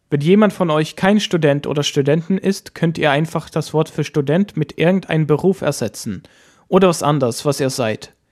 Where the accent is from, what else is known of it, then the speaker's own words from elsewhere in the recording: Sweden; gebürtiger Schwede